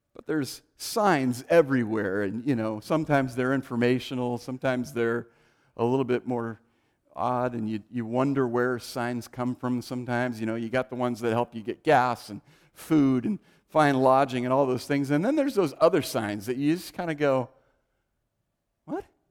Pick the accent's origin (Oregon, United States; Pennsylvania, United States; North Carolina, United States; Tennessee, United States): Oregon, United States; also born or lived in California; we moved from California to Oregon when I was five